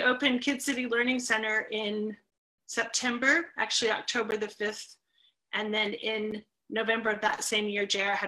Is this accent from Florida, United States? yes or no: yes; Leesburg, Florida, United States; also born or lived in Orlando, Florida; I was actually 3 when we moved here, so not quite born here, but 3 years old.